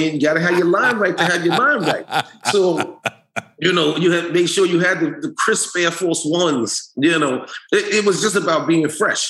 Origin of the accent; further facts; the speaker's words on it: New York City, New York, United States; we are from Harlem